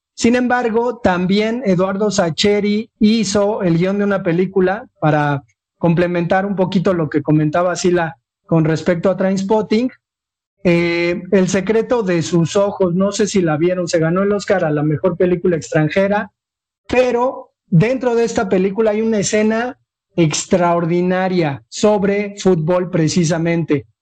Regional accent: Mexico; a nosotros como niños mexicanos

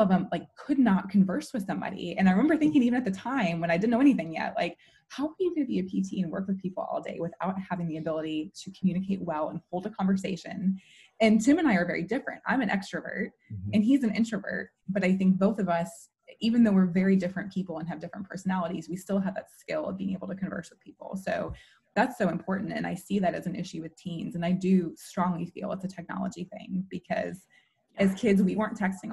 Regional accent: Chicago, Illinois, United States; I'm from Chicago

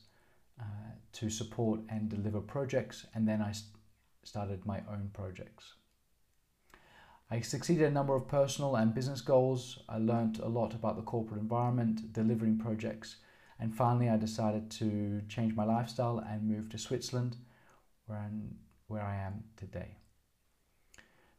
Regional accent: Australia; I'm Australian. I grew up in Australia

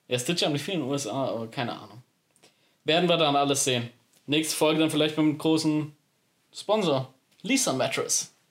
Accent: Saxony, Germany; Wir kommen aus einer Weinbauregion, wir kommen aus einer Bierregion, wir kommen aus einer Nazi-Region. Leute, wir haben alles. Das ist Sachsen.

